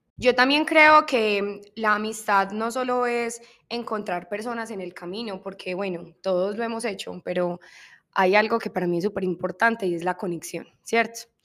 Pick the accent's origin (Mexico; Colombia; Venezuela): Colombia; en mi cultura, somos colombianas